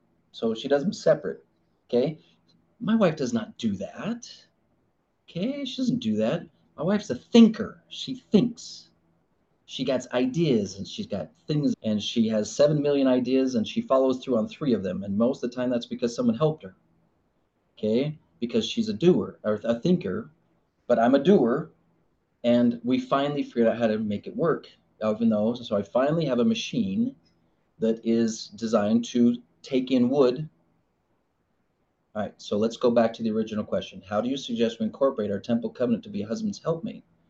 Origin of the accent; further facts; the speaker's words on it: Arizona, United States; It's like I grew up in Arizona and I have this clay making machine